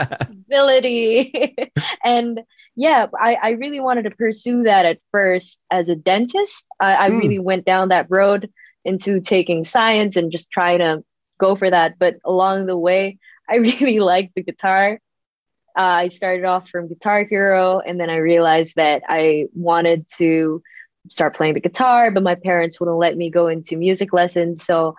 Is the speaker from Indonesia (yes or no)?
yes; Indonesia; But a lot of the people here in Indonesia, I guess we just h